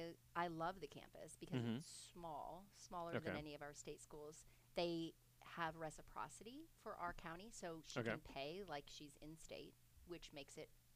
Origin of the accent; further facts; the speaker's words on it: Indiana, United States; also born or lived in Los Angeles, California / New City, New York / Georgia; now in Fort Wayne, United States; I have that New Yorker blood in me mm-hmm. a bit. But then we moved to Indiana. My mother is a Hoosier.